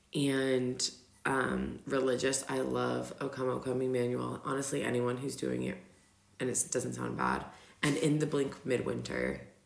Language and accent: English; Virginia, United States; also born or lived in Denver; now in Austria; I'm from Virginia.